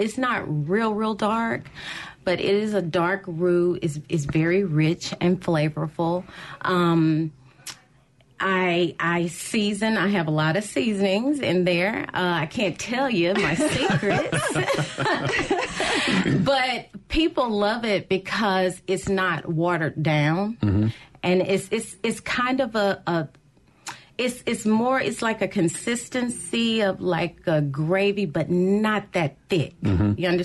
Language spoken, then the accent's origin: English; Jackson, Mississippi, United States; I am born and raised in Jackson, went to Callaway, graduated